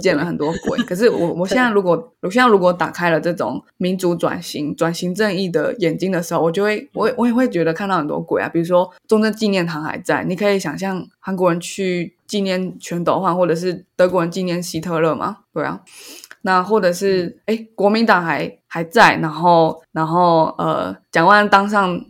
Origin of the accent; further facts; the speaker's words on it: Taiwan; 身为一个台湾人